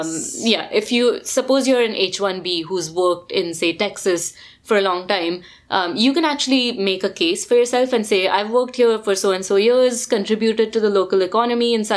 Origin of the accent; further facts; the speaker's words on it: India; accent: Indian; our fabulous accents, we're Indian